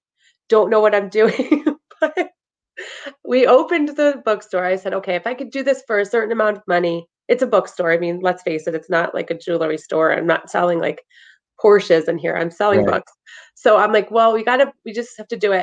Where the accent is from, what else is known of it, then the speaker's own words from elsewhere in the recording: Freehold, New Jersey, United States; I'm actually from Freehold